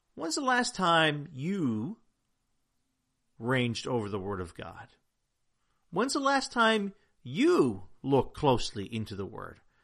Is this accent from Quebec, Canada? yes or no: no; Newfoundland and Labrador, Canada; I'm from Newfoundland, and in Newfoundland, we have a Jigs dinner